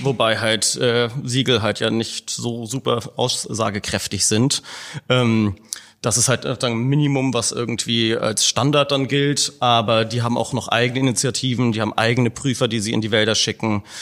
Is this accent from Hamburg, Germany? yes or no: yes; Hamburg, Germany; Wir hatten als Hamburger